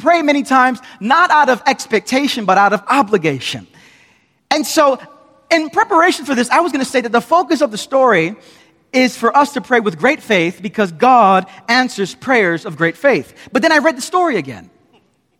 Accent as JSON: {"language": "English", "town": "New York City", "region": "New York", "country": "United States", "tie": "born or raised there", "lives_now": "Queens, New York, United States", "said": "I'm from Brooklyn."}